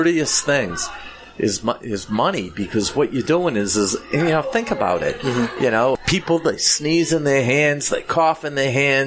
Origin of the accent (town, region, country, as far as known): Boston, Massachusetts, United States